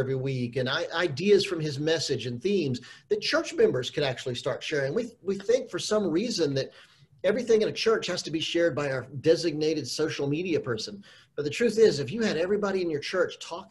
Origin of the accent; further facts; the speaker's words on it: Charlotte, North Carolina, United States; now in Los Angeles, United States; I grew up in Charlotte, North Carolina